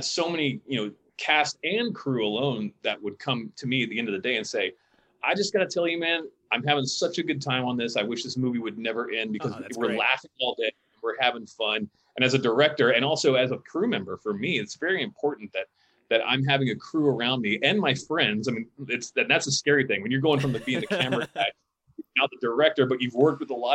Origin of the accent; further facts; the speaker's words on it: Pensacola, Florida, United States; now in Los Angeles, United States; I didn't grow up in Los Angeles. I grew up in Pensacola, Florida